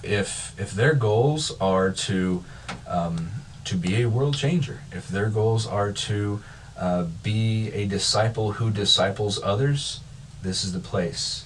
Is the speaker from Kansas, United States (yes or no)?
yes; Kansas, United States; moved away as an adult; also born or lived in Missouri / Illinois; I grew up in Kansas, uh, was in grad school, went to college in Missouri, was in grad school in Illinois